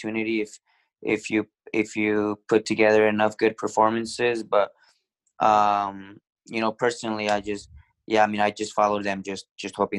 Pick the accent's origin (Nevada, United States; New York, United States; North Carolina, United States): Nevada, United States; Reno; moved away as an adult; I came from Reno where I just played club soccer